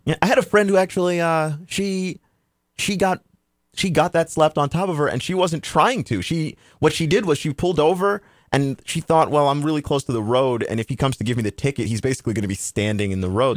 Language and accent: English; Texas, United States; moved away; I'm originally from Texas